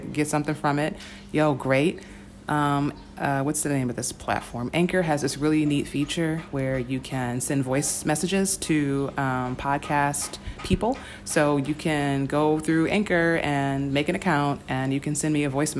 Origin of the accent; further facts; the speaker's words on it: United States; as an American